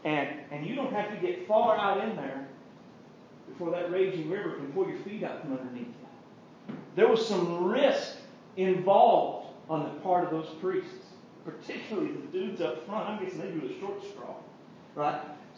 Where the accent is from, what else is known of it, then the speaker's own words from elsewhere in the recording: Guymon, Oklahoma, United States; Now keep in mind, I know we're from Guymon, so we've never seen a raging river before.